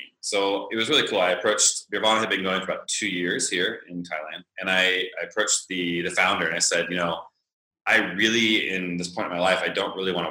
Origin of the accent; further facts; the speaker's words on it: Northern California, United States; moved away as an adult; I'm from California, Northern California